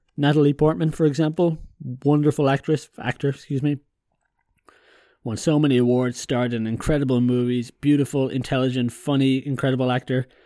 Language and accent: English; Ireland; moved away; also born or lived in continental Europe; I'm Irish